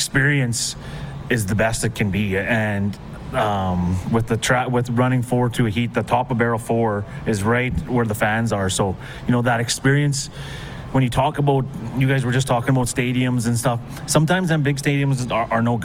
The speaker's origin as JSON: {"language": "English", "town": "Meadow Lake", "region": "Saskatchewan", "country": "Canada", "said": "I'm from Meadow Lake, Saskatchewan"}